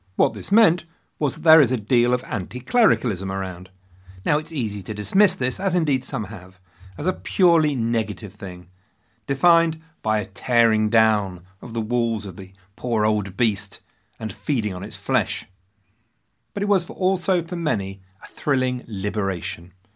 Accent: England, United Kingdom; I am also an Englishman

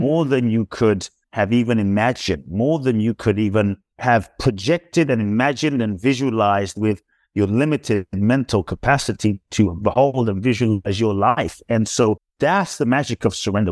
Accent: London, United Kingdom; also born or lived in Ghana; now in United States; I was born in Ghana, West Africa. My father's from Ghana. My mother is Japanese. I grew up in London. I live in the U S

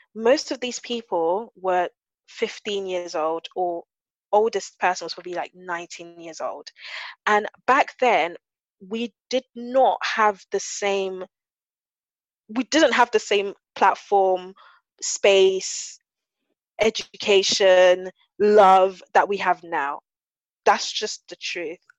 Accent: London, United Kingdom; I grew up in South London

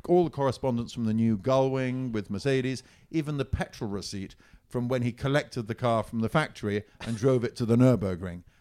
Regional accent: Siena, Tuscany, Italy; moved away as an adult; I grew up in Italy

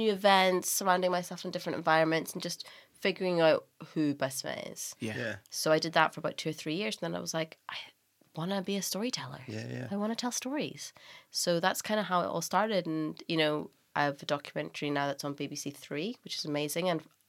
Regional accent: Northern Ireland, United Kingdom; also born or lived in Scotland / New York; So I am Irish. I grew up in Northern Ireland. I went to university in Scotland.

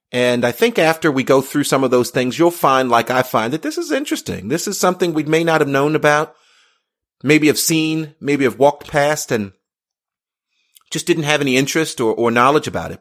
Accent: United States; I'm Black. I'm American.

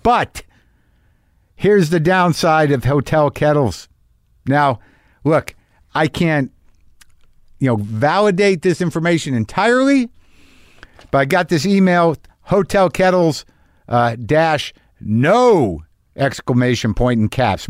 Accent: Albuquerque, New Mexico, United States; moved away; I grew up in Albuquerque

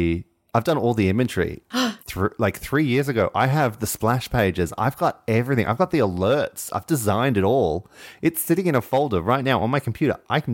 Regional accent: Australia; And we named a swimming pool after him because we are Australian.

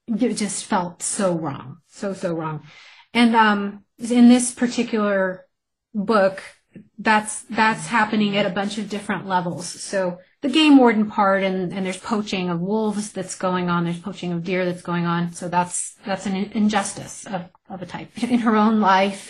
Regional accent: New Mexico, United States; moved away as an adult; it took me 15 years away to realize there's a lot I didn't appreciate about my home state

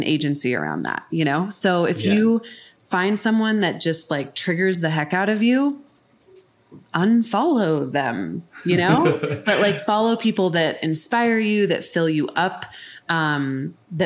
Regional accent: Colorado, United States; moved away as an adult; also born or lived in New York City; now in Denver, United States; I'm from Colorado

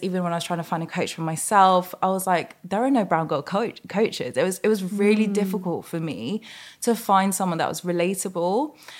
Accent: London, United Kingdom; And I want to be like proud that I'm Mauritian and from Southeast London.

